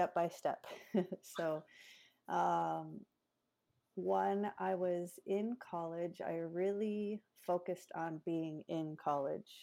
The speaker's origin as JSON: {"language": "English", "town": "Madison", "region": "Wisconsin", "country": "United States", "tie": "born or raised there", "also_born_or_lived": "Lawrence, Kansas / Santa Fe, New Mexico", "moved": "as an adult", "lives_now": "Shakopee, United States", "said": "I grew up in Madison, Wisconsin, and then moved away for college"}